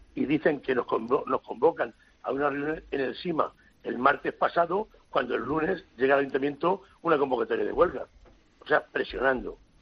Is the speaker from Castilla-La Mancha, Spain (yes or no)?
yes; Villaseca de la Sagra, Castilla-La Mancha, Spain; soy alcalde de mi pueblo